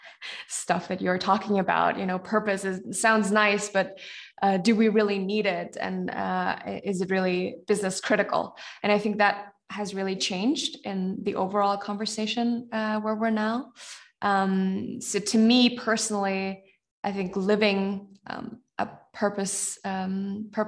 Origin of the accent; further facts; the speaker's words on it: Germany; here where I grew up in and around Germany